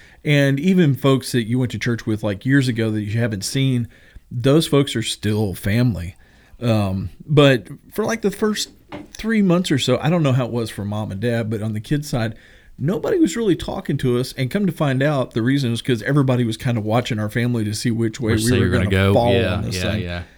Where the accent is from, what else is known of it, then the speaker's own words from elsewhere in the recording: Kentucky, United States; I'm from Kentucky, yeah. So basketball is life.